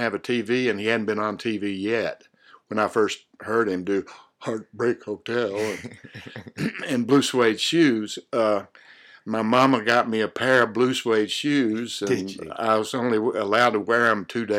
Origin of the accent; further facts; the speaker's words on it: Wise, Virginia, United States; moved away as an adult; also born or lived in Norton, Virginia / Alabama; now in Athens, United States; I grew up in a coal camp in my early years in a little community called Glay Morgan, which was a coal mining community. And later on, we moved into town, into the town of Wise, and I, of course, went to high school there